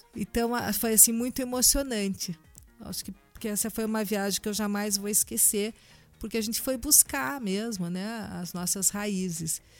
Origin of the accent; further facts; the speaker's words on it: Brazil; sendo brasileira